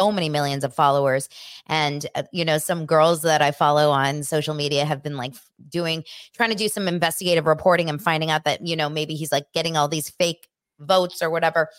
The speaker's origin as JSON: {"language": "English", "town": "Los Angeles", "region": "California", "country": "United States", "tie": "born or raised there", "said": "I grew up here in Los Angeles. I went to Beverly Hills High School"}